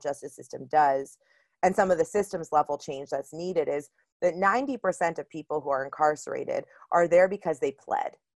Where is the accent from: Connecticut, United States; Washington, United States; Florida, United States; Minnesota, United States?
Florida, United States; Miami; I grew up in Miami, Florida